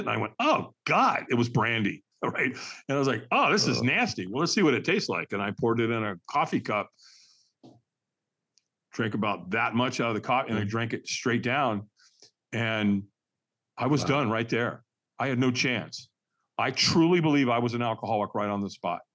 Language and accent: English; Los Angeles, California, United States; I was born in Hollywood, California, at Queen of Angels Hospital